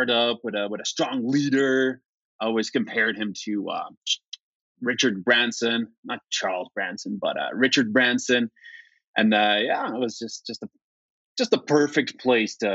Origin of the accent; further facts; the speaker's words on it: Flemish part of Belgium, Flanders, Belgium; also born or lived in Warsaw, Poland; now in Vancouver, Canada; My parents moved when I was just a little baby to greener pastures, and spend my formative years in Belgium, the Flemish part of Belgium